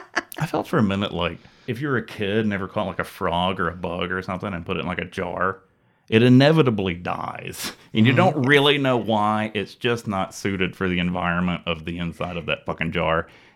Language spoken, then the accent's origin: English; Alabama, United States; moved away as an adult; also born or lived in Tuscaloosa, Alabama; now in Kansas City, United States; I am from Alabama, a place which gets no snow, and I have moved to Kansas City